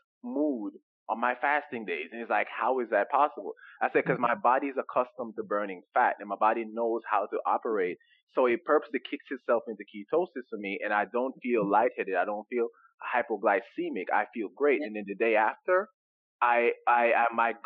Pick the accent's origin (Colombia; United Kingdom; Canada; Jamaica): Jamaica; moved away; growing up in Jamaica, when we come over here from Jamaica